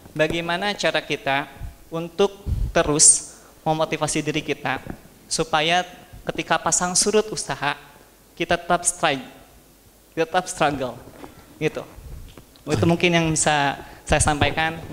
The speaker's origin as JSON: {"language": "Indonesian", "town": "Garut", "region": "West Java", "country": "Indonesia", "tie": "born or raised there", "lives_now": "Bandung, Indonesia", "said": "asli saya dari Garut, namun saya bekerja sebagai konselor psikologi"}